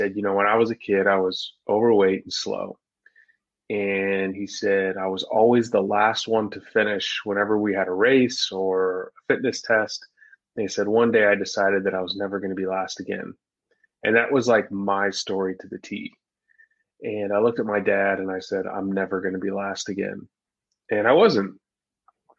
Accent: Dallas, Texas, United States; I grew up in Dallas, Texas, and I was an overweight kid

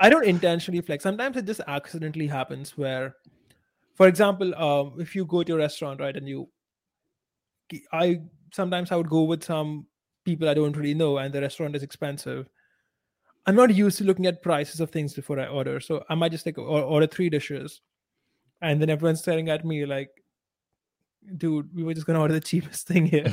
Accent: India

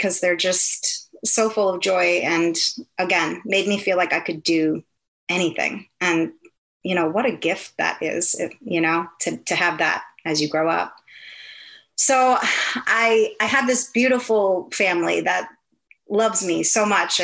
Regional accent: Milwaukee, Wisconsin, United States; moved away as an adult; also born or lived in Minneapolis / Orlando; I'm from Milwaukee, Wisconsin, which is the dairy state

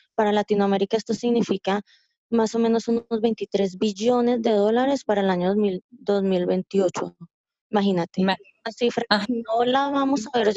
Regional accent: Colombia; soy colombiana

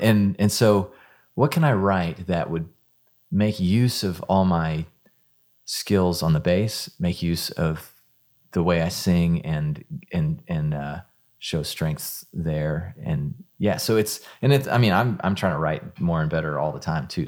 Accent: Houston, Texas, United States; moved away as an adult; also born or lived in Dallas; now in Nashville, United States; I, I grew up in Houston

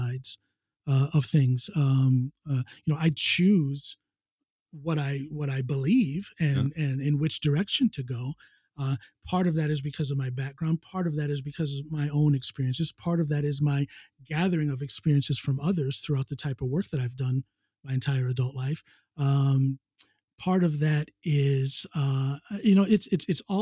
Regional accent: United States; moved away as an adult; now in Norway; right outside of my hometown in the next town over, Wadsworth

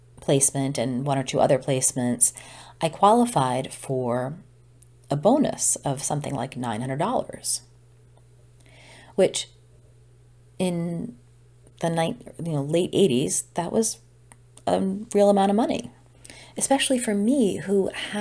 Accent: Old Saybrook, Connecticut, United States; moved away as an adult; also born or lived in Boston; very, very close ties to friends at home in Old Saybrook

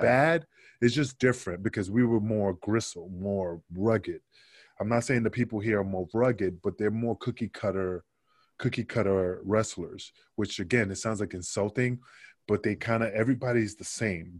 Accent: New York City, New York, United States; also born or lived in Puerto Rico; I grew up in Queensbridge, Queensbridge in Queens, not Queensland

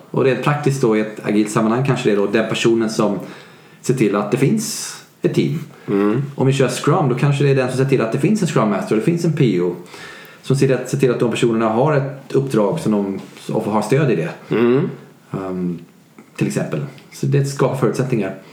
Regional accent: Sweden; Jag är svensk.

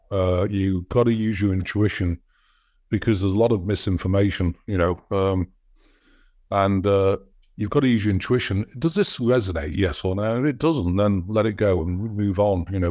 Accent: United States; I'm an American citizen

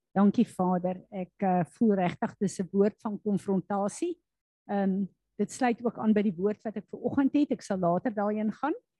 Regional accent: South Africa; as Suid-Afrikaners

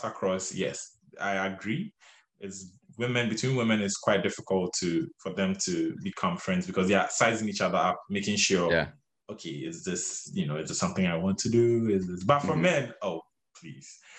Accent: Ghana; moved away as an adult; now in United States; because we are Ghanaian ourselves

